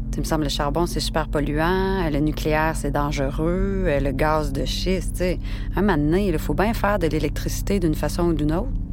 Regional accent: Quebec, Canada; je suis québécoise

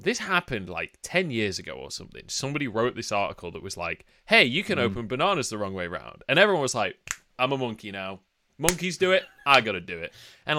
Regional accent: Doncaster, Yorkshire and the Humber, United Kingdom; I'm from Doncaster, but that's a different thing.

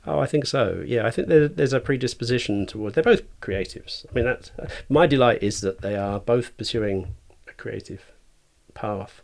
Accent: Cambridgeshire, East of England, United Kingdom; now in Shrewsbury, United Kingdom; I was born, um, just sort of south of Ditton Fen in Cambridgeshire

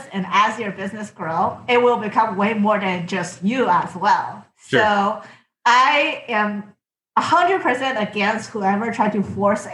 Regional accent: China; moved away as an adult; I came from China

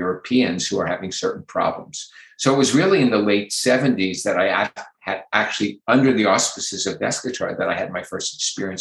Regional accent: Philadelphia, Pennsylvania, United States; I grew up in Philadelphia

